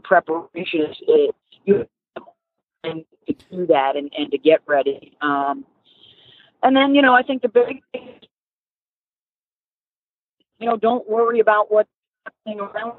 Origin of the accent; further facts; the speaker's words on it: Northeast, United States; even growing up in the Northeast, obviously SEC football is special